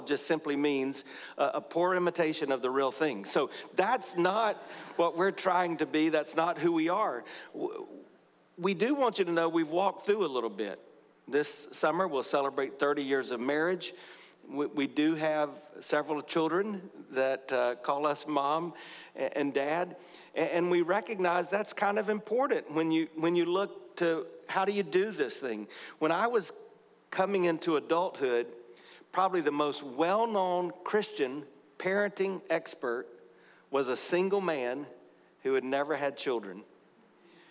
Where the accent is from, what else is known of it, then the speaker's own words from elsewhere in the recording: South Carolina, United States; now in Tampa, United States; I grew up in a small town in South Carolina